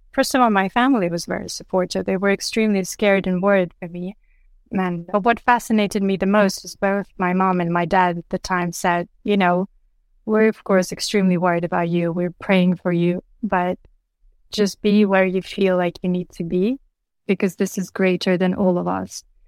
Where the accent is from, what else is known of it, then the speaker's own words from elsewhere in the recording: Chernivtsi, Chernivtsi Oblast, Ukraine; my hometown, Chernivtsi